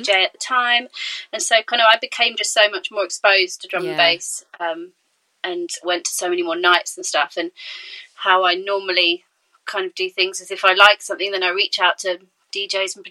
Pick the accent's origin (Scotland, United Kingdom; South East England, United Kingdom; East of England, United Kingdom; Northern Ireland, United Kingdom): East of England, United Kingdom; Cambridge; moved away as an adult; also born or lived in London; now in Brighton, United Kingdom; I'm originally from Cambridge